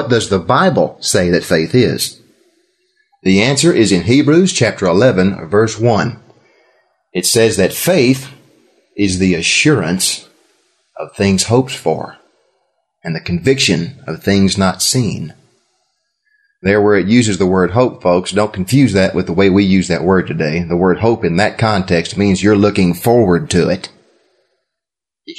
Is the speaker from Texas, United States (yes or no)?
yes; Texas, United States; I'm from Texas